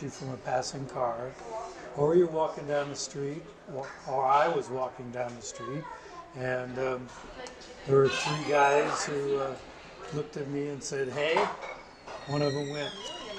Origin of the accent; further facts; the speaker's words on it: Staten Island, New York, United States; born there; also born or lived in Puerto Rico / North Carolina / Florida / Colorado; So I was born in Staten Island, New York, but I've also lived in Puerto Rico, North Carolina, Pensacola, Florida, Colorado